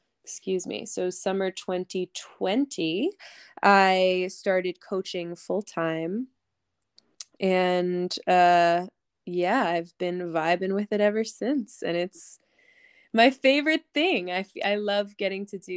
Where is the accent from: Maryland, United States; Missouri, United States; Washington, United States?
Maryland, United States; Eastern Shore of; also born or lived in New York; I currently live on the Eastern Shore of Maryland, the beautiful Eastern Shore, a little slice of paradise where I grew up. And I lived here until I was 18